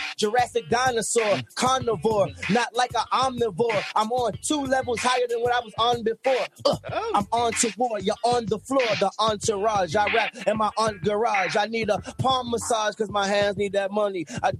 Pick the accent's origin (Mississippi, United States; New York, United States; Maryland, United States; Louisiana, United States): Maryland, United States; Baltimore; I ain't from Atlanta, but I'm country, though. I'm from Baltimore.